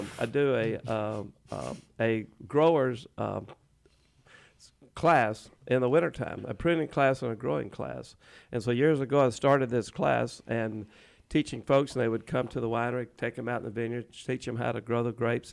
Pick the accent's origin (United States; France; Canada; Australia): United States; Texas; I'm certainly a Texan